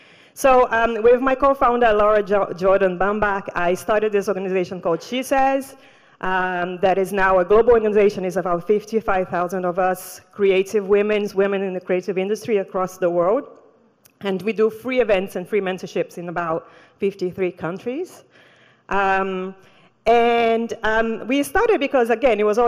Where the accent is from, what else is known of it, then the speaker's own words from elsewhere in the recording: Brazil; moved away; also born or lived in Rio de Janeiro; I grew up in the Amazon jungle